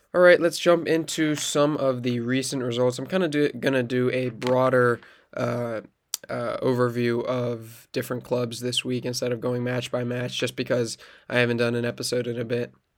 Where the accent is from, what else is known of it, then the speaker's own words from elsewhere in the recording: United States; as an American